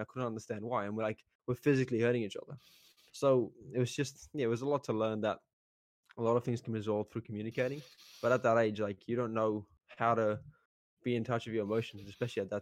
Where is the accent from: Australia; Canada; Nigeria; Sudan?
Australia; Kalgoorlie, Western Australia; also born or lived in South Africa; when we moved to Australia, we grew up in Kalgoorlie